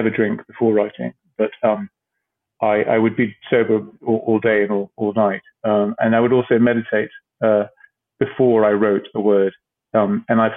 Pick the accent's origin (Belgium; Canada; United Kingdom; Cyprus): Cyprus; moved away; I grew up in Cyprus